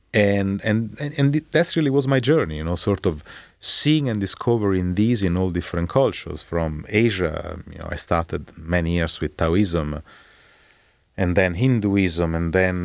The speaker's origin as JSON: {"language": "English", "town": "Rome", "region": "Lazio", "country": "Italy", "tie": "born or raised there", "said": "I was born in Rome"}